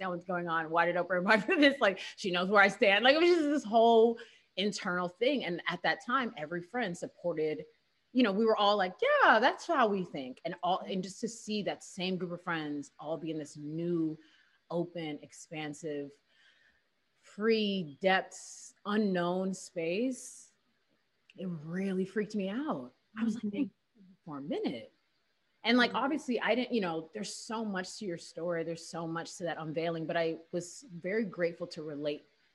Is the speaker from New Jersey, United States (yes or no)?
no; Houston, Texas, United States; I'm from Houston